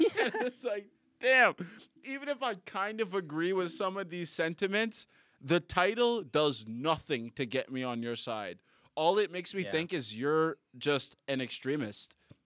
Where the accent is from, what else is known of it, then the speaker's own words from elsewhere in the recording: Toronto, Ontario, Canada; also born or lived in Boston / Abu Dhabi; I'm from Toronto and Boston. And then Abu Dhabi, which isn't anything.